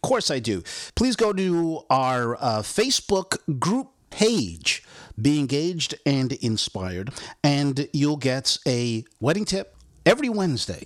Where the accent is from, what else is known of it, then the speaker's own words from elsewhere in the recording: United Kingdom; now in United States; a British-born guy